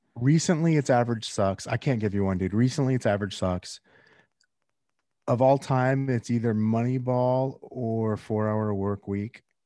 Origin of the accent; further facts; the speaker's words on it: Northern California, United States; I'm from Northern California originally